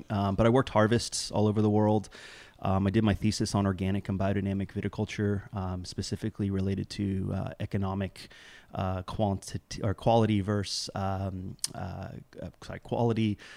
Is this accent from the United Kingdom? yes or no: yes; South East England, United Kingdom; so I'm I'm full generationally British uh, and grew up over there in uh, West Cotswolds of Oxfordshire.